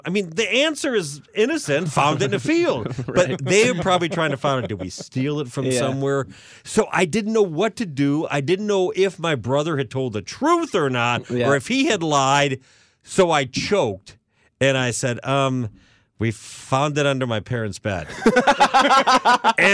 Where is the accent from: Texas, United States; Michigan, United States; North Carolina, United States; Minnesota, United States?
Michigan, United States; Ann Arbor; Growing up in Ann Arbor, went to St. Thomas Catholic School